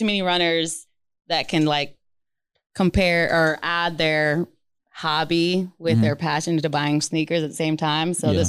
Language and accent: English; California, United States; What I said, my family's from Long Beach, from LA. Mm-hmm. So we would watch Dodger games over D-bac